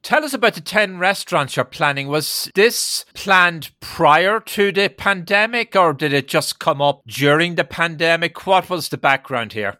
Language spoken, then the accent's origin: English; Ireland; now in New York, United States; in my native Ireland